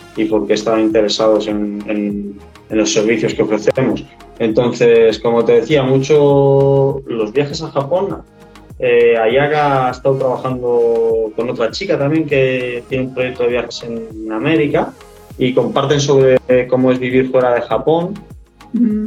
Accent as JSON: {"language": "Spanish", "area": "Tenerife", "region": "Canary Islands", "country": "Spain", "also_born_or_lived": "Australia / New Zealand", "said": "soy de Tenerife, de las Islas Canarias, unas islas al sur de España."}